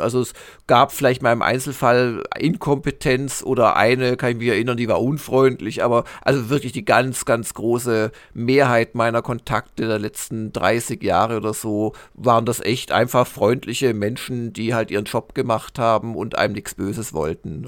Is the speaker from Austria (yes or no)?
no; Swabia, Germany; ich komme aus Schwaben